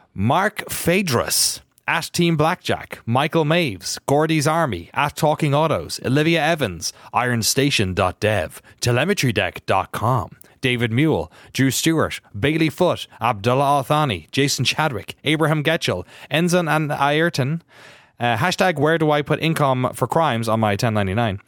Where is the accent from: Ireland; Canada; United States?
Ireland; Irish guy